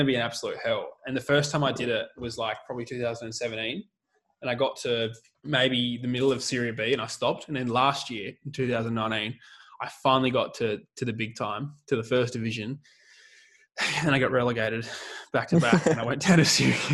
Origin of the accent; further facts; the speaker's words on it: Australia; also born or lived in Adelaide; being Australian